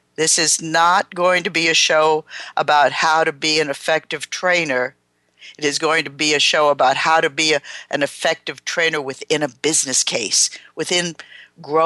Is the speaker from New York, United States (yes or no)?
yes; New York City, New York, United States; now in Portland, United States; I'm from New York City. I currently live for the last about 15 years in Portland, Oregon.